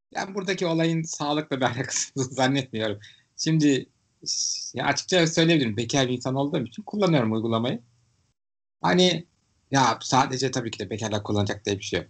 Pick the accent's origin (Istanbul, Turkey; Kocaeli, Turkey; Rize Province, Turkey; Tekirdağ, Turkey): Istanbul, Turkey; Ben İstanbullu olarak